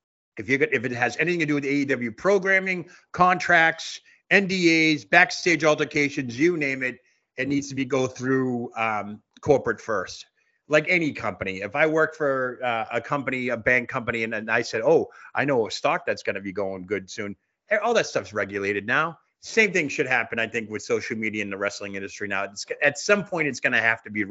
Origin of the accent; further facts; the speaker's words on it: Boston, Massachusetts, United States; now in Centerville, United States; I'm a Bostonian that is transplanted to a small town